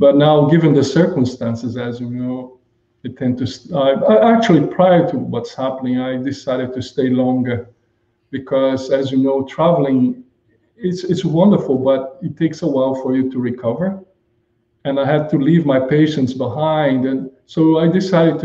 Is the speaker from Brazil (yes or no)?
yes; Brazil; moved away as an adult; also born or lived in Japan / Germany; now in Bahamas; Originally, I'm originally from Brazil.